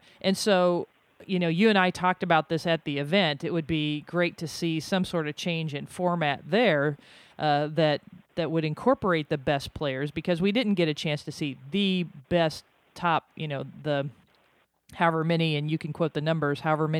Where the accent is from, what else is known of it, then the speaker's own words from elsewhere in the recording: United States; as an American